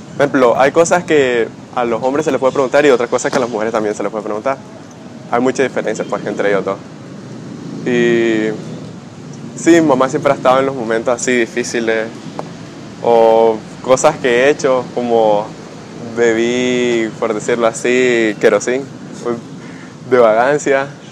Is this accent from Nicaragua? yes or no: yes; Rivas, Nicaragua; soy de Rivas